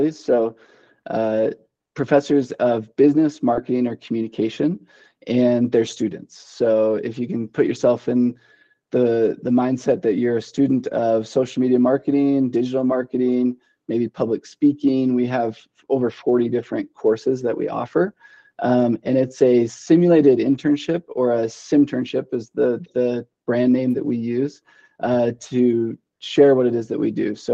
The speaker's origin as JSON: {"language": "English", "town": "Boise", "region": "Idaho", "country": "United States", "lives_now": "Idaho Falls, United States", "said": "uh, yeah, so I, I'm from Western Idaho, Boise. I mean, it's not a big city by any means, uh, but it's definitely more metropolitan than uh, what Idaho Falls is."}